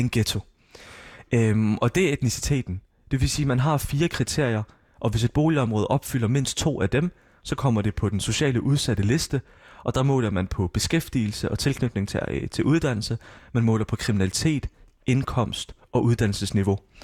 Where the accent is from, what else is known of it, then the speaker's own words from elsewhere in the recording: Odense, Southern Denmark, Denmark; also born or lived in Syria; jeg er født og opvokset i Voldsmose